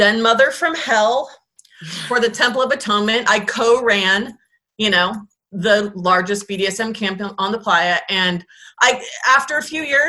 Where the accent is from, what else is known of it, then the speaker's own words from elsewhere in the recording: Bay Area, California, United States; I grew up in the Bay Area.